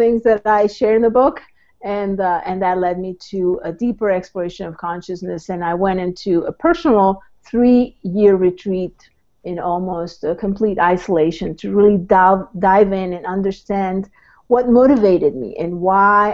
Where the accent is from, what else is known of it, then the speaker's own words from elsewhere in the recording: Mexico; moved away; I was born in Mexico, so I'm a transplant.